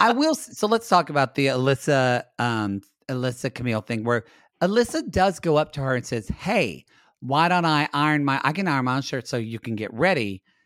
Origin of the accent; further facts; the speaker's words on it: United States; as an American